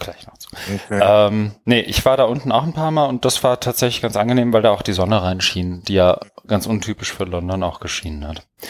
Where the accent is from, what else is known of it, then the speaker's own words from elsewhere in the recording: Germany; als Deutscher